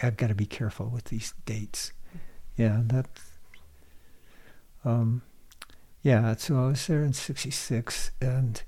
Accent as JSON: {"language": "English", "town": "Eugene", "region": "Oregon", "country": "United States", "tie": "born or raised there", "moved": "yes", "said": "the University of Oregon, which happened to be my hometown"}